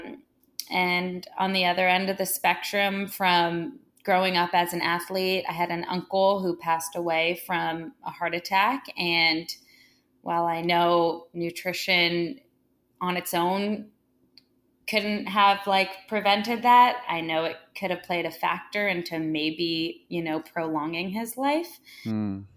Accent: Santa Monica, California, United States; I was born and raised in Santa Monica, California

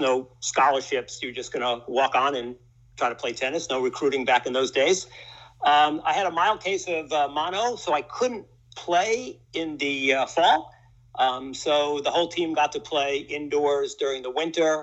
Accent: New York City, New York, United States; I was kind of born and raised in New York, grew up in Washington Heights

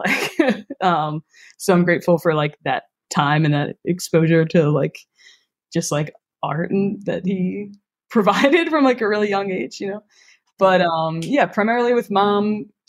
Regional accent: Philadelphia, Pennsylvania, United States; I was born and raised in Philadelphia in a neighborhood called Roxborough. Roxborough Manayunk is the neighborhood, and that is where I currently live still.

